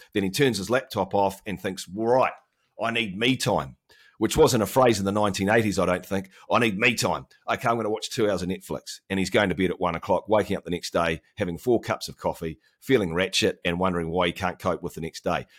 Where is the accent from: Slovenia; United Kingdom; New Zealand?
New Zealand; Auckland; So I live in Auckland, New Zealand, which is the biggest city in New Zealand. We're not far from Australia. Of course, we have a great bond with those guys. Um, I've lived here my entire life